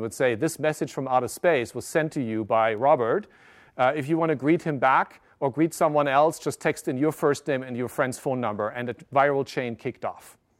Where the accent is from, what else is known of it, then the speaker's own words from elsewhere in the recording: Germany; also born or lived in Japan; I grew up in Germany, but I caught my mobile virus in Tokyo. I lived in Japan in 1994.